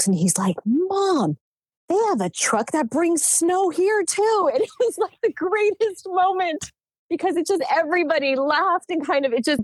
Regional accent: New Jersey, United States; moved away as an adult; also born or lived in Northeast Pennsylvania; now in San Diego, United States; I grew up in New Jersey

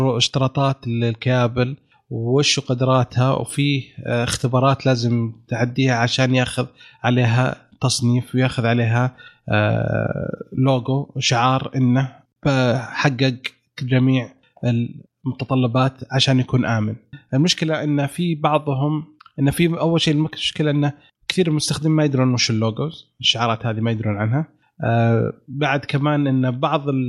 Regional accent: Eastern Province, Saudi Arabia; انا من الشرقيه

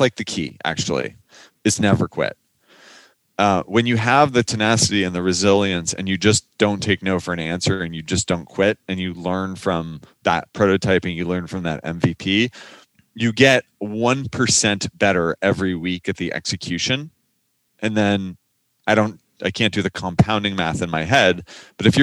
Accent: Silicon Valley, California, United States; I grew up in Silicon Valley

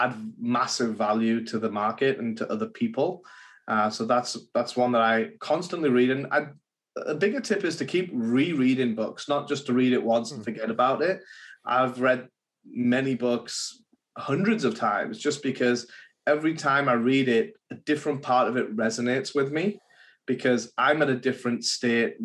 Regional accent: England, United Kingdom; now in United States; I'm English, so back in England

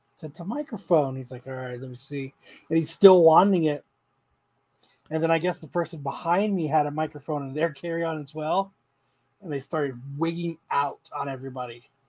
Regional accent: Phoenix, Arizona, United States; I'm from Phoenix. You know, I'm not from around here.

